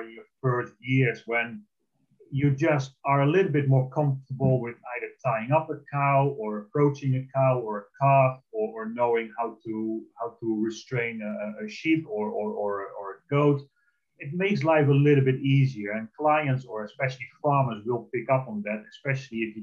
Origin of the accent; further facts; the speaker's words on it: Netherlands; moved away; I'm originally from the Netherlands, I'm Dutch